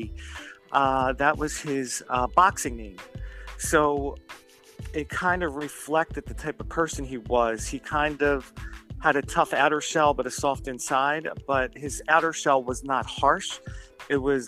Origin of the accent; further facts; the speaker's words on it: Philadelphia, Pennsylvania, United States; now in New Jersey, United States; I live in New Jersey. I'm from Philadelphia